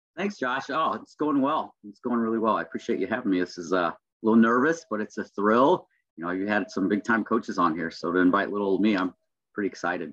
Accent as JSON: {"language": "English", "area": "Lake County", "region": "Indiana", "country": "United States", "tie": "born or raised there", "also_born_or_lived": "Gary, Indiana / East Chicago, Indiana / Portage, Indiana", "said": "I grew up in Lake County, Indiana"}